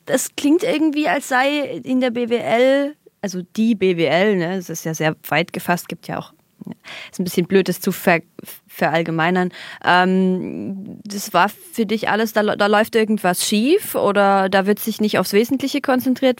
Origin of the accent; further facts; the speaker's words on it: East Germany, Germany; Ich bin Ossi-Kind